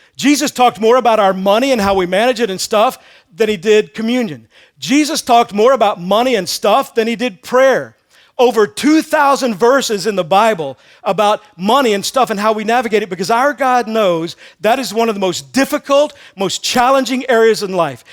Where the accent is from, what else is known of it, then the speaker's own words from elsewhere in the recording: Texas, United States; moved away as an adult; also born or lived in Missouri; I grew up in Texas.